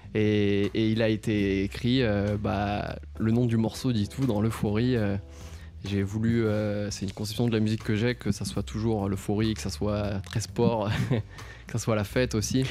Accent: Nice, Provence-Alpes-Côte d'Azur, France; moved away as an adult; also born or lived in Annecy; now in Paris, France; je suis issu du Sud, j'ai vécu 12 ans à Nice

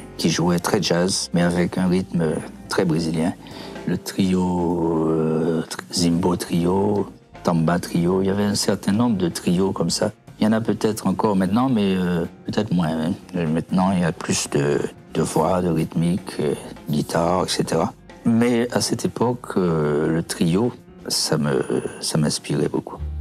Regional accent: Pointe-à-Pitre, Guadeloupe; moved away as an adult; also born or lived in Montreal, Canada; now in Val-de-Marne, France; je suis venu de Guadeloupe

